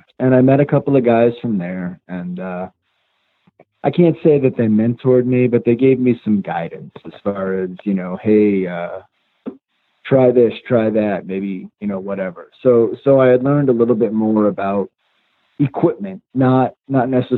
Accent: upstate New York, United States; also born or lived in Long Island, New York; when we were growing up, we moved from Long Island to upstate New York. And one of the first places that we lived was way out in the country.

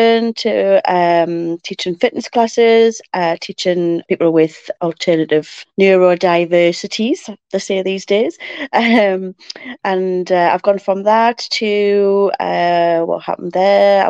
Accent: Ashington, North East England, United Kingdom; now in Morpeth, United Kingdom; I was born and bred in Ashington many moons ago

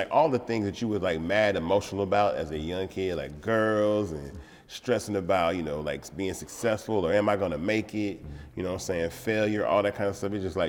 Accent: Atlanta, Georgia, United States; born or raised there

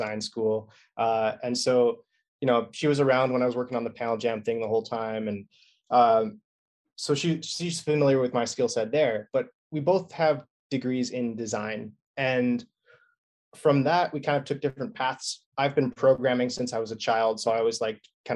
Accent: British Columbia, Canada; I'm Canadian.

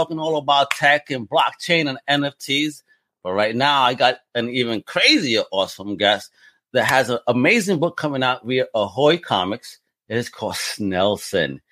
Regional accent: New York, United States; moved away; also born or lived in Massachusetts / Rhode Island; I grew up in New York, and then I spent several years in Massachusetts and Rhode Island

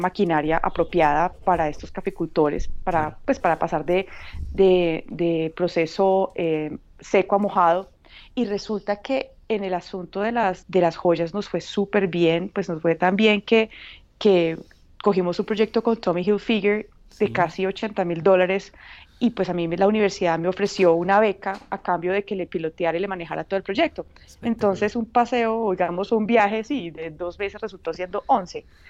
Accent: Paisa, Antioquia, Colombia; moved away as an adult; now in Uganda; como buena paisa y hija de papá caficultor

